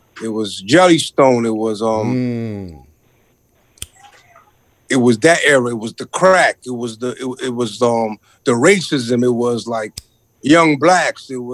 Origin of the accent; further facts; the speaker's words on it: New York City, New York, United States; now in Toronto, Canada; I'm a Brooklyn kid